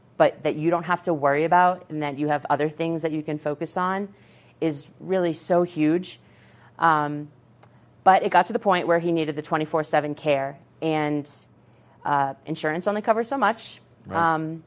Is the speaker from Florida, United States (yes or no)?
no; Massachusetts, United States; now in Colorado, United States; we're from Massachusetts